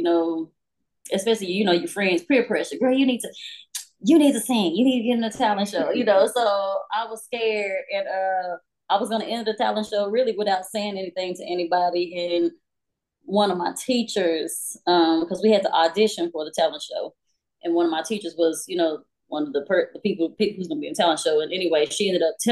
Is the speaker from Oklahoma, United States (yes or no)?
no; Fort Worth, Texas, United States; I'm from Fort Worth